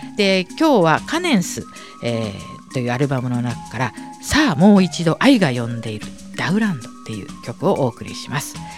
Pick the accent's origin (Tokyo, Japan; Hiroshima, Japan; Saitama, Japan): Tokyo, Japan; 私はまあ向島生まれ育ち